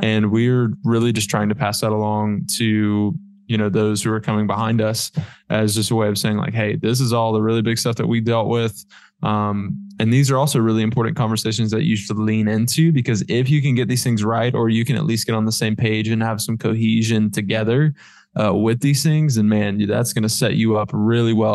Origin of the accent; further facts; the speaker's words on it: Florida, United States; moved away; I'm from Florida